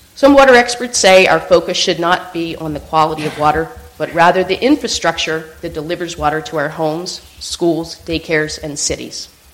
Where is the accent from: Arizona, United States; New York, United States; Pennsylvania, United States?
Pennsylvania, United States; Pennsylvania, my home state